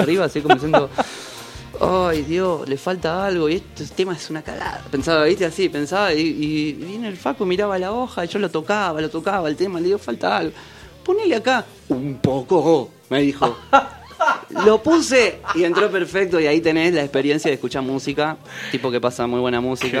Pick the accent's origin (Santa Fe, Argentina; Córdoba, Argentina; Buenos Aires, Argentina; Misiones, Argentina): Buenos Aires, Argentina; moved away as an adult; now in Capilla, Argentina; Nací en Capital Federal, en Caballito, en el Hospital Durán